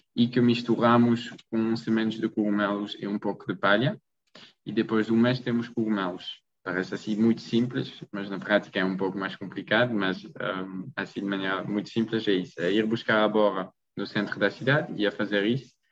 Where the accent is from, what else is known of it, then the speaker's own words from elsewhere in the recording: Belgium; Portuguese is a second language; moved away as an adult; also born or lived in Maastricht, Netherlands; now in Portugal; sou da Bélgica, não sou português